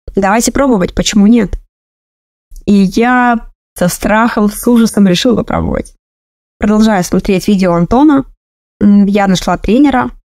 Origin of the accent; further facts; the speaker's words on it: Republic of Karelia, Russia; Я из Карелии